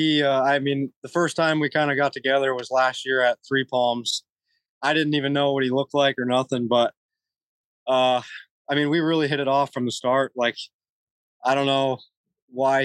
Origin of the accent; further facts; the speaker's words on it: Nebraska, United States; now in Florida, United States; I'm from Nebraska